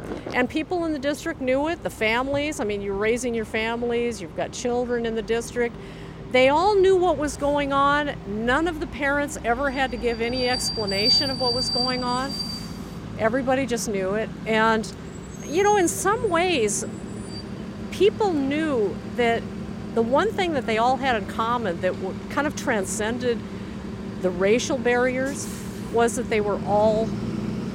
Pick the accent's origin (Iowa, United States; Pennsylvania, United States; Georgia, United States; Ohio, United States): Iowa, United States; Des Moines; moved away; I was born in Des Moines, Iowa